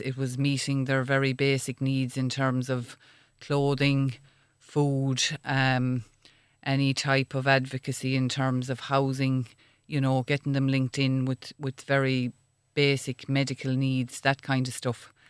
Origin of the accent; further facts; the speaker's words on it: Ireland; as Irish people we're quite proud